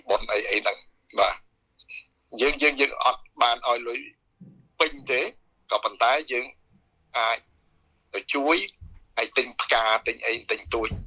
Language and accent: Khmer; Cambodia; now in Australia; យើងជា ខ្មែរដូចគ្នា